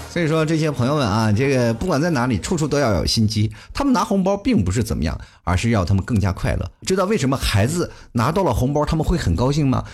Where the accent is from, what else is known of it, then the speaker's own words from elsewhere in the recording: China; 我们中国人